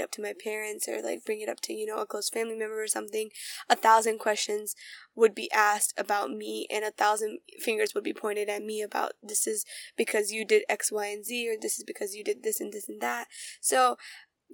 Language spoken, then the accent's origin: English; United States; I grew up around American culture. I grew up around Indian culture